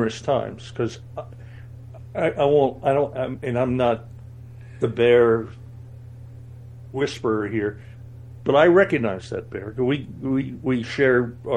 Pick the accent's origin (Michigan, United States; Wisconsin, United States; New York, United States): New York, United States; I grew up right outside of New York City as a kid